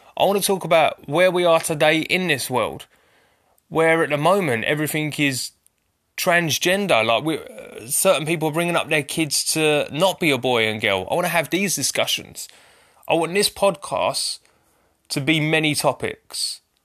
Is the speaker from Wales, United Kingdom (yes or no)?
no; Essex, East of England, United Kingdom; I'm from Essex